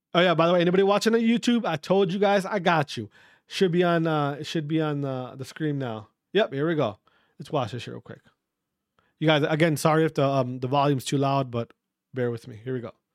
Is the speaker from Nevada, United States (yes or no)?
no; Wisconsin, United States; my fellow Wisconsinites